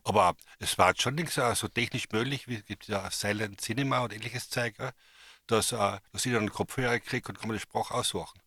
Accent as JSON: {"language": "German", "region": "a village in Carinthia", "country": "Austria", "tie": "born or raised there", "said": "ich bin in, einem Dorf in Kärnten aufgewachsen"}